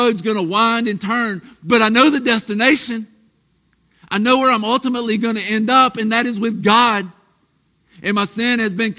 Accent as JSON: {"language": "English", "region": "the South", "country": "United States", "said": "we're from the South"}